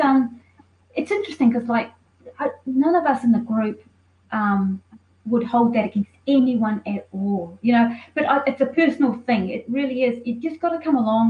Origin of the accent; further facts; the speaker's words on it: New Zealand; now in Melbourne, Australia; I'm from New Zealand